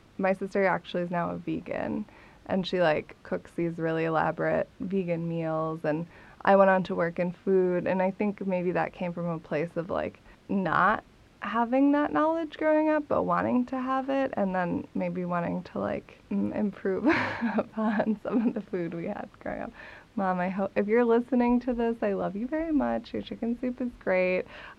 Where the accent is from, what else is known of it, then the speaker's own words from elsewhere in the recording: Minnesota, United States; I'm from Minnesota. Both my parents are from Minnesota. My dad and his Italian side were born in LA, but he moved to Minnesota as a youth.